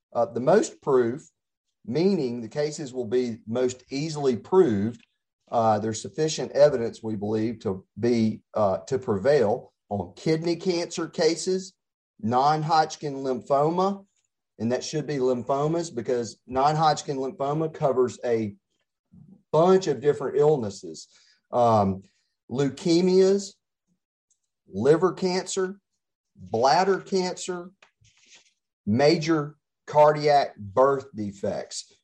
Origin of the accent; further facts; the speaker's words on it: Pascagoula, Mississippi, United States; also born or lived in Jackson, Mississippi; now in Oxford, United States; I'm born and raised in Mississippi, and I started out in Pascagoula